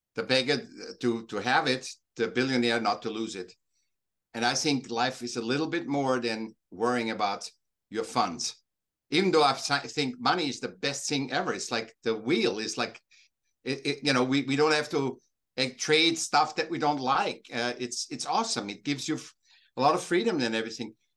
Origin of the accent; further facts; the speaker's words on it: Vienna, Austria; now in Laguna Beach, United States; I was born in Vienna, in Austria, but I'm I'm I'm now living uh, south of Los Angeles, L- Laguna Beach.